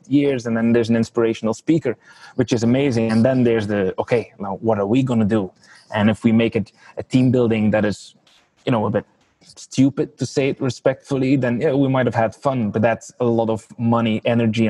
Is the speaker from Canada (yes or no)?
no; Belgium; moved away as an adult; also born or lived in Geneva; now in Ireland; I'm from Belgium originally